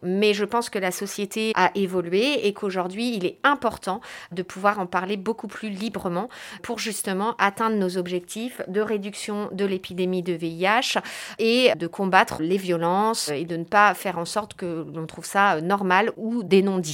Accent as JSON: {"language": "French", "country": "France", "said": "chez nous en France"}